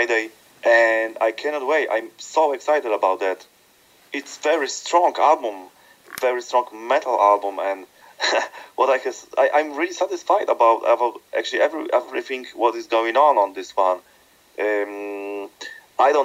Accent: Krakow, Lesser Poland, Poland; spending time in my hometown Krakow here in Poland

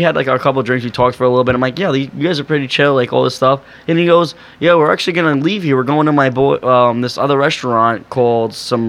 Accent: New York, United States; He's like, where are you from? I was like, New York

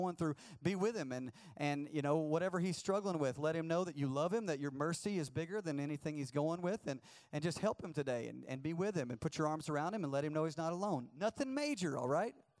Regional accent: the South, United States; I'm from the South and everybody's a Christian

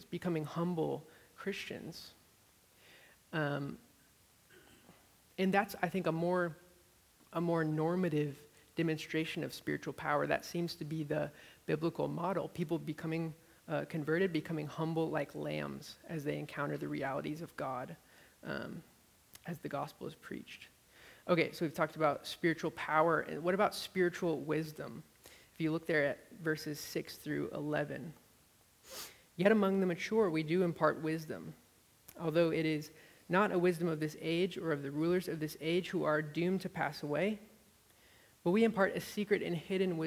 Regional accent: Amherst, Massachusetts, United States; moved away as an adult; now in Austin, United States; where I grew up in Amherst, Massachusetts.

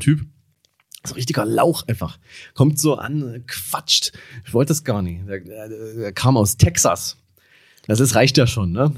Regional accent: Dresden, Saxony, Germany; wo ich herkomme. Und ich meinte so, ja, aus Dresden

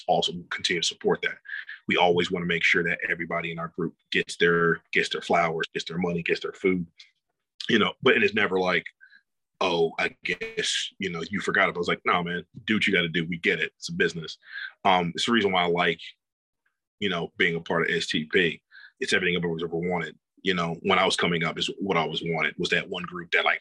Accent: Georgia, United States; I'm from Georgia, so I'm a big Georgia boy

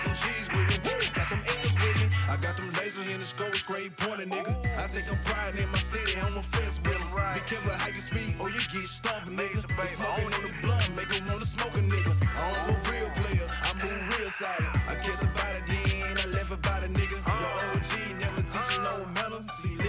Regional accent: Grenada, Mississippi, United States; Born and raised in Grenada, man. I got big pride for my city.

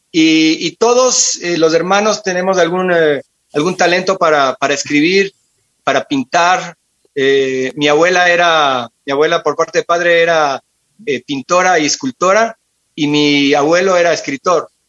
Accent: Buenos Aires, Argentina; born there; yo nací en Buenos Aires, Argentina, en 1973.

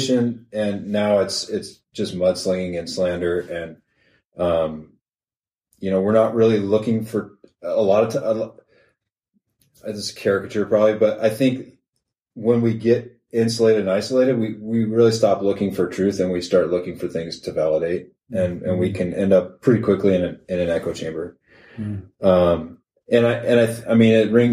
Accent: the West Side, Washington, United States; I'm from the West Side

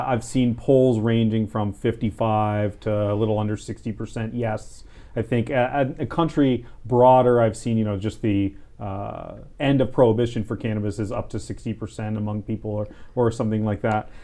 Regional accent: Southern California, United States; I'm a, a lifelong Californian, I was born in Southern California

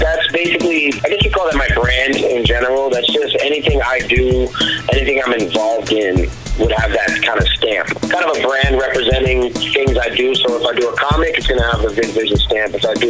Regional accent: Cambridge, Massachusetts, United States; also born or lived in Bronx / Nevada; In a way, I would say I basically grew up in Cambridge, but I was born in the Bronx. I moved around a lot. I lived in Nevada for a little while. But yeah, I mean, mostly Cambridge, Mass.

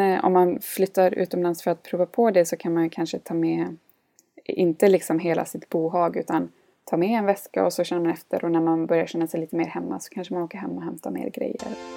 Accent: Gothenburg, Västra Götaland, Sweden; moved away as an adult; also born or lived in India / Munich / Finland; var jag och hälsade på hemma i Göteborg

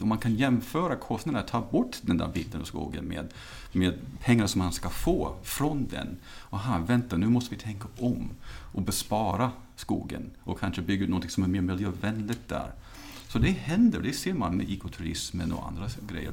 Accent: United States; now in Sweden; Jag är uppvuxen i USA

